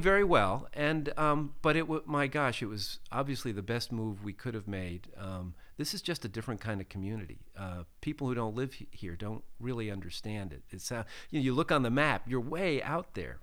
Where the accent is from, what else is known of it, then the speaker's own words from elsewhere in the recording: Pittsburgh, Pennsylvania, United States; I grew up in, uh, in Pittsburgh, Pennsylvania